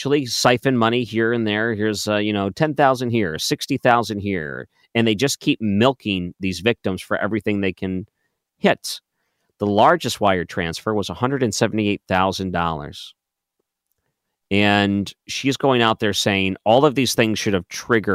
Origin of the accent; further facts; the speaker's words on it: Detroit, Michigan, United States; moved away; I grew up in Detroit